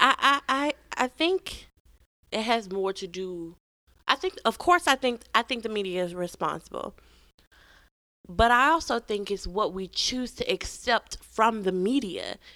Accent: Memphis, Tennessee, United States; I was from Memphis

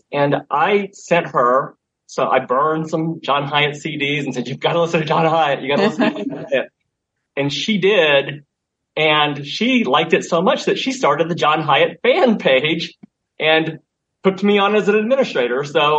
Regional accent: Illinois, United States; also born or lived in overseas; now in Florida, United States; I'm from Southern Illinois originally, though I've lived in Florida since 1984. I grew up as a military brat, mostly overseas

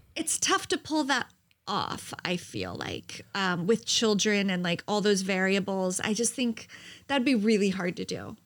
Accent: New Jersey, United States; I'm from New Jersey

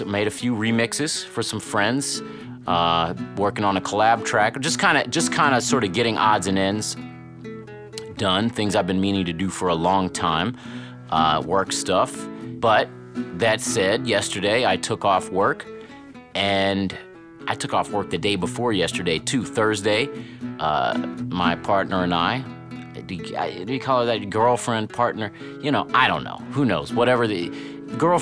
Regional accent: Cincinnati, Ohio, United States; we grew up together in Cincinnati

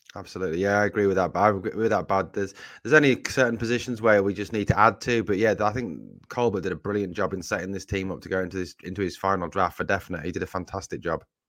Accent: Sunderland, North East England, United Kingdom; accent: Mackem; I come from the northeast of England originally, from Sunderland, and, um, you guys may know it as Geordie rather than Mackham

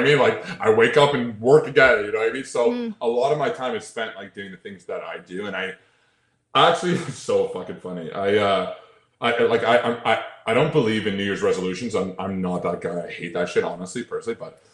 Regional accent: Toronto, Ontario, Canada; I'm from Toronto, but I'm in the states all the time

